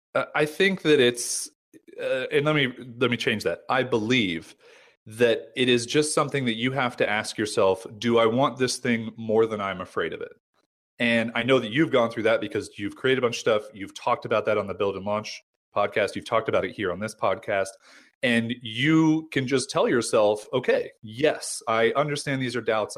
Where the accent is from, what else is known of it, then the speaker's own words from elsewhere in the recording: United States; also born or lived in San Diego; I'm American